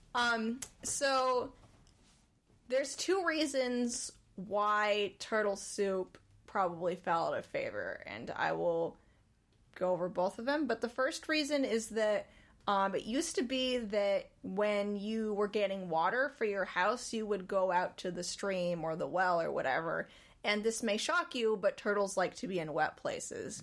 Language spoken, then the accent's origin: English; Winooski, Vermont, United States; moved away; Back in my hometown, there's a river called Winooski